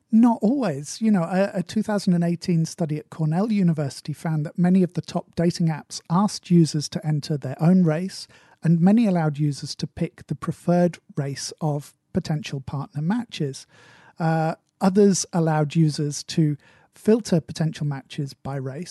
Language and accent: English; United Kingdom; accent: British English; as a British English speaker